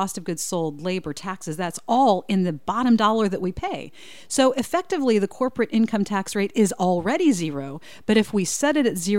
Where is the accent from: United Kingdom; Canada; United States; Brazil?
United States; Indiana; I'm from Hamilton County, so it'd be Republicans